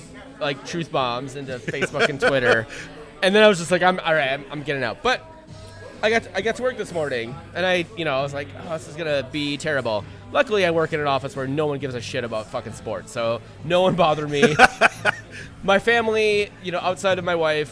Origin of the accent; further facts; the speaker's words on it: Minnesota, United States; we're from Minnesota